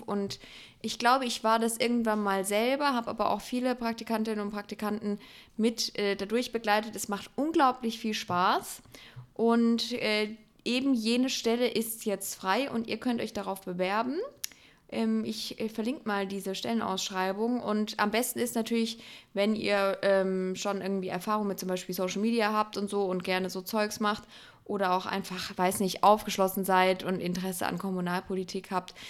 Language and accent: German; Electoral Palatinate, Baden-Württemberg, Germany; Ich Kurpelzer